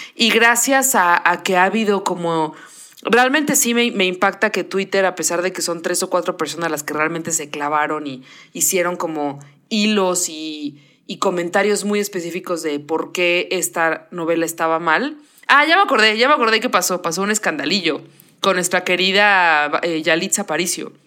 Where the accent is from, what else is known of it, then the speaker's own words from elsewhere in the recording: Mexico; now in New York, United States; todos los mexicanos somos un cuarto español